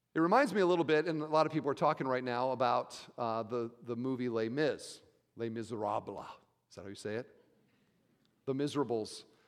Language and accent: English; Iowa, United States; I'm from Iowa